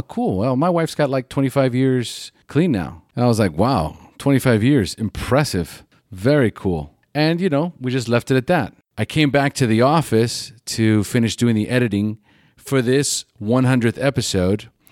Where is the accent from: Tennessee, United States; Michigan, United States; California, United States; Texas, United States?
California, United States; now in Costa Rica; California, that's where I'm from